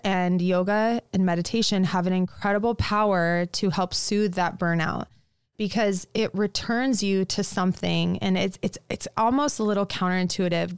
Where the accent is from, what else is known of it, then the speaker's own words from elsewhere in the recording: Lincoln, Nebraska, United States; also born or lived in New York; I grew up in Lincoln